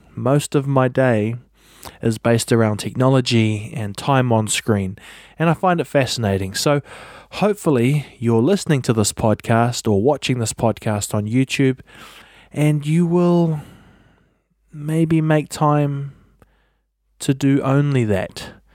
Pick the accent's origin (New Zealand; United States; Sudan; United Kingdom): New Zealand; I'm a podcaster from New Zealand.